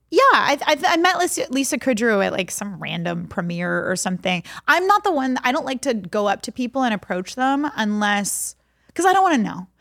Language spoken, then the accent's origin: English; Texas, United States; I'm from Texas